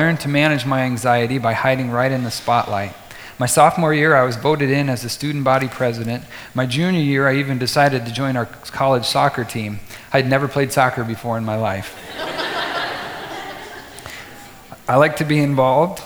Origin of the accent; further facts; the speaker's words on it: Vinton, Iowa, United States; our family moved from the town to a mid-1800s acreage just outside of Vinton that needed a lot of TLC